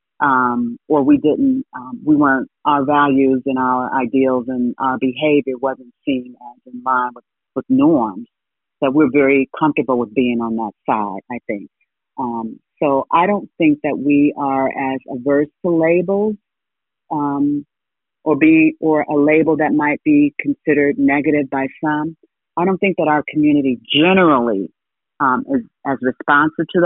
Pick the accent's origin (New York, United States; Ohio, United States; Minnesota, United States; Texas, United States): Ohio, United States; I grew up in Ohio.